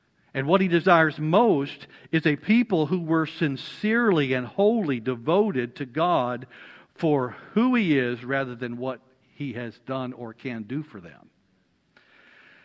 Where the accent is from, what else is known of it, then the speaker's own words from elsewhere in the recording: Alabama, United States; I'm from Alabama